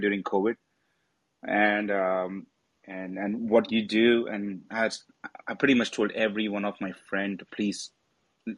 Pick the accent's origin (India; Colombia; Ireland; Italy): India; now in United States; I'm from India